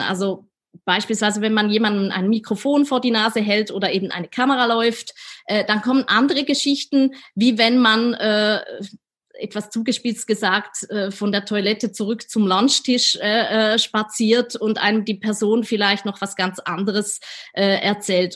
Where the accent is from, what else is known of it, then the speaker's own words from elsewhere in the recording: Switzerland; accent: Swiss; meinen Schweizer Akzent